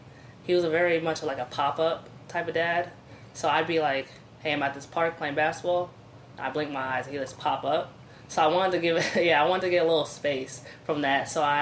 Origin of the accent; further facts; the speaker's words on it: Woodbridge, Virginia, United States; moved away as an adult; now in New York City, United States; So I'm from Woodbridge, Virginia originally. So that's in Northern Virginia, also known as the DMV. I got to represent for us out of Woodbridge.